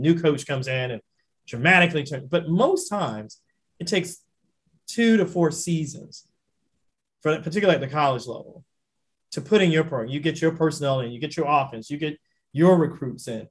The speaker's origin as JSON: {"language": "English", "region": "Florida", "country": "United States", "tie": "born or raised there", "also_born_or_lived": "Louisiana", "moved": "yes", "lives_now": "Michigan, United States", "said": "I grew up in Florida"}